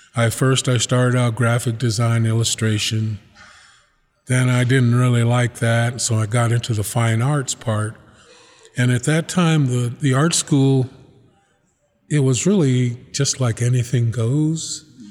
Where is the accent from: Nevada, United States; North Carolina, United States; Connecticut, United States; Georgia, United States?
Nevada, United States; Reno; also born or lived in Nixon, Nevada / Pyramid Lake / South Fork / Susanville, California; I grew up here in Reno.